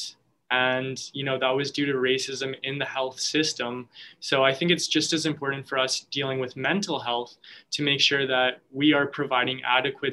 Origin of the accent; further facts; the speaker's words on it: Canada; I'm obviously a Filipino Canadian. So my mom is a Filipino, Filipina, I should say. And so I was raised, in a very white neighborhood for most of my life